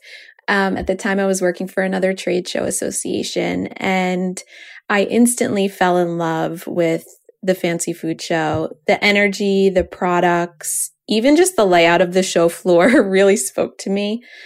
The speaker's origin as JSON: {"language": "English", "region": "New York", "country": "United States", "tie": "born or raised there", "said": "I grew up in New York, and we would drive into Connecticut"}